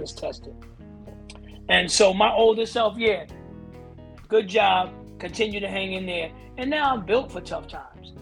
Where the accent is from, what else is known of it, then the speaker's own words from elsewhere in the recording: Teaneck, New Jersey, United States; I'm from Teaneck, New Jersey